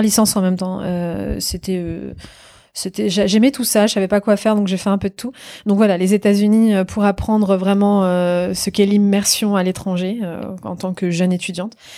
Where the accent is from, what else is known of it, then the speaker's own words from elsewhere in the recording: Normandy, France; moved away as an adult; also born or lived in New York; now in Paris, France; c'est une région qui a vu naître mon père, où je suis né, où j'ai grandi, où j'ai tous mes amis